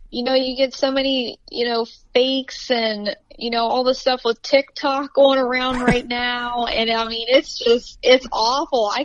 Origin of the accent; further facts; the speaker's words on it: Ohio, United States; obviously. Um, I am from Southeast Ohio, so that's mainly um, where I hunt.